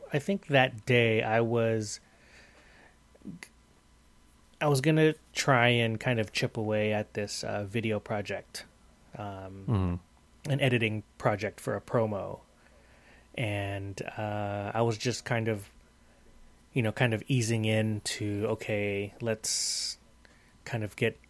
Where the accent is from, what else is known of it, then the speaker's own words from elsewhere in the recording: Bay Area, California, United States; we're like from the Bay Area, and we're Warrior fans